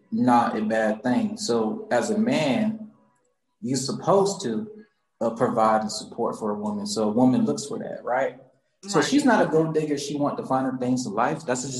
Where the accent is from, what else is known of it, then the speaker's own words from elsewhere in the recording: Charleston, South Carolina, United States; moved away as an adult; now in Atlanta, United States; So I'm from Charleston, South Carolina, and born and raised, and I came here to Atlanta